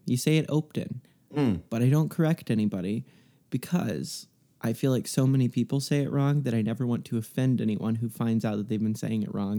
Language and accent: English; Texas, United States; now in Los Angeles, United States; I am from Texas. I live in LA. I used to have an accent. I don't now.